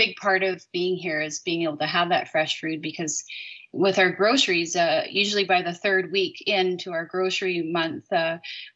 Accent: North Island, British Columbia, Canada; growing up on the North Island, there's so many cougars up there. And all those years that I grew up there

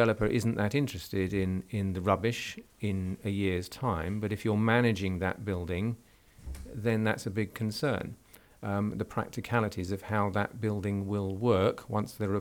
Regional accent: London, United Kingdom; now in Southampton, United Kingdom; we're down in Southampton, because historically I'm a Londoner

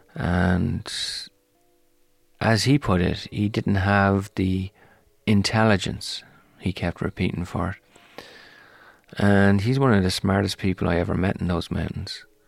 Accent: Ireland; now in United States; I'm Irish and I'm American

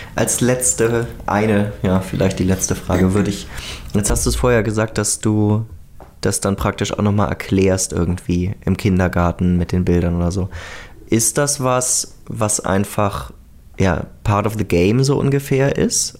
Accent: Germany; now in Austria; dass ich als Deutscher in einem progressiveren Land gelandet bin.

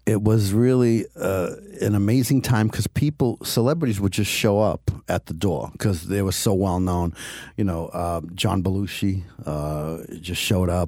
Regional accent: Cambridge, Massachusetts, United States; I was born and raised in Cambridge, Massachusetts

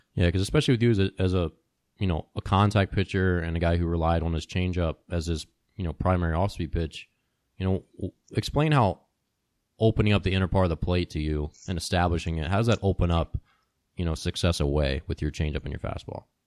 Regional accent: Maryland, United States; when I was growing up as a kid, Cal Ripken was like the local hero because I grew up in Maryland

